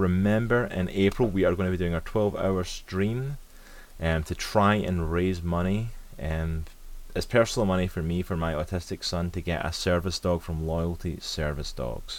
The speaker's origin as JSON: {"language": "English", "region": "Scotland", "country": "United Kingdom", "said": "I'm from Scotland."}